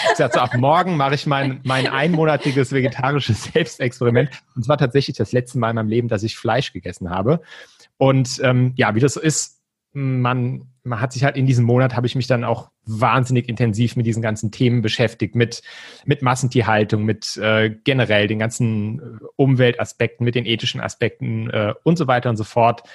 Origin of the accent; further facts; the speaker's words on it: Mainz, Rhineland-Palatinate, Germany; moved away as an adult; now in Frankfurt, Germany; Ich komme ursprünglich aus Mainz, ähm, wohne jetzt aber schon seit neun Jahren mit Katrin hier in Frankfurt